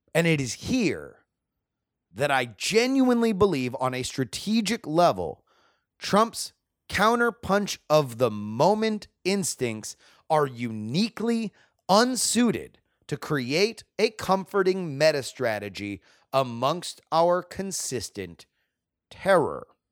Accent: South Florida, United States; born or raised there

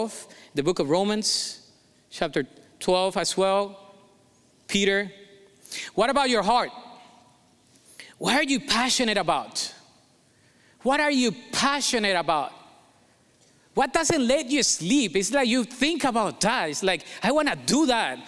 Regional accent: Colombia; accent: Colombian; English is a second language; moved away; I was born in Colombia

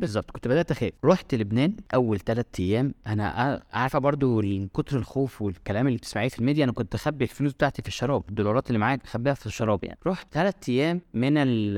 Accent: Egypt; من مصر

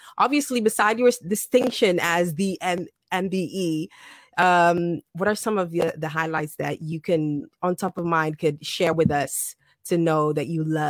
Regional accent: Ghana; You know, I'm from Ghana, I'm wearing my this, I'm wearing my that.

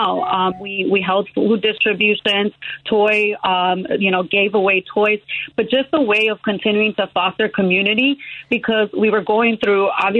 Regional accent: Chicago, Illinois, United States; I was born and raised in the Pilsen community, exactly where I'm seeking to serve.

